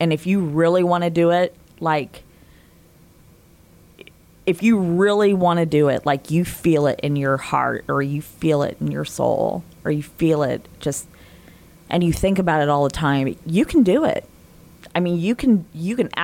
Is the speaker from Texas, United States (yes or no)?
no; Indiana, United States; I grew up in Indiana, right? I've had opportunities to move away in my previous careers, and I have never left